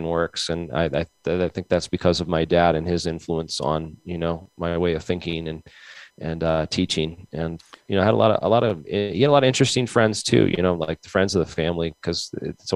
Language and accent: English; Mansfield, Massachusetts, United States; now in Rhode Island, United States; I was born in Southeastern Mass. Actually, I grew up in between Boston and Providence in a town called Mansfield